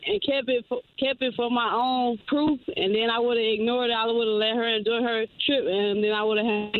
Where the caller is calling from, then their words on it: Detroit, Michigan, United States; I'm calling from Detroit, Michigan.